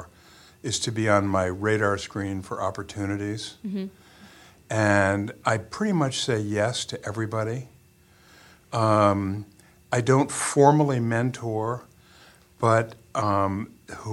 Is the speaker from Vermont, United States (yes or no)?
yes; Morrisville, Vermont, United States; growing up in Morrisville